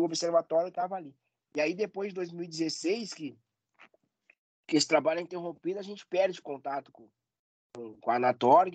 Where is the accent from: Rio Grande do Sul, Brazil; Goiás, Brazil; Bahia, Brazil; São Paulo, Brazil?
Rio Grande do Sul, Brazil; Porto Alegre; accent: gaúcho; Eu sou de Porto Alegre e aqui tem uma rivalidade muito forte na, na dupla Grenal